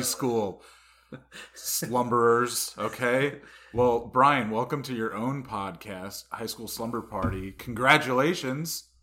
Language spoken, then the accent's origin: English; Harrington Park, New Jersey, United States; I'm from Harrington Park